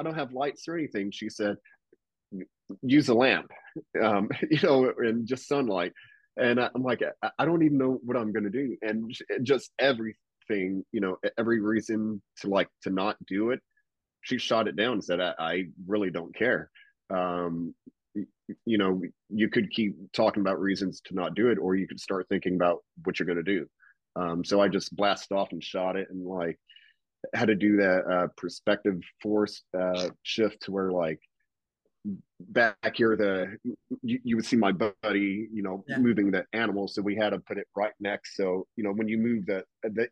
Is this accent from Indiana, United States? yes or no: yes; near Louisville, Kentucky, Indiana, United States; moved away; I flew back home to Indiana